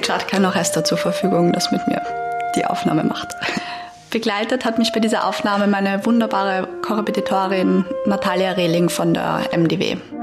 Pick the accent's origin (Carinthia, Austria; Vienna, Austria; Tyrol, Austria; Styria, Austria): Vienna, Austria; als Wienerin